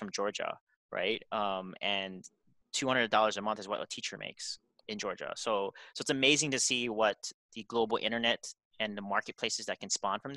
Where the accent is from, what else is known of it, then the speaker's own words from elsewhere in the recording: South Korea; I grew up in Korea.